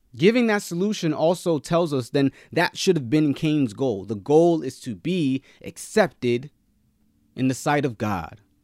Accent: Nigeria; I'm Nigerian, right? So I, we were raised to be the best.

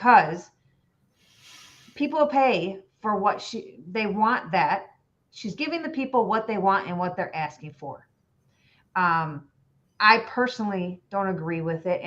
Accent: Illinois, United States; I am from Illinois.

